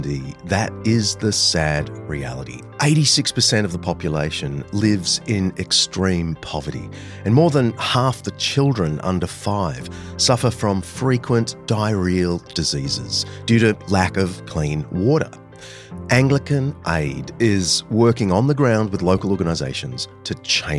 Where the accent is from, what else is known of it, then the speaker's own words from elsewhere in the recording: Australia; my home country